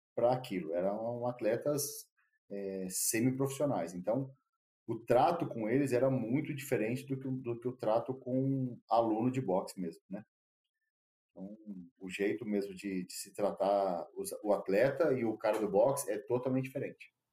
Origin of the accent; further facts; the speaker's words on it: Brazil; also born or lived in Australia; a gente é brasileiro